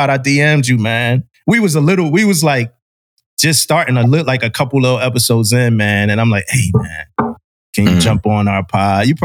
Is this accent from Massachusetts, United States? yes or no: no; Philadelphia, Pennsylvania, United States; I'm from Philly, but I moved out to Jacksonville and joined the Navy.